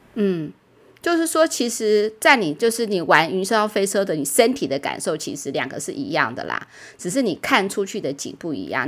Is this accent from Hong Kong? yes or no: no; Taiwan; 我们台湾人都没有办法去的环球影城，我们都要待在台湾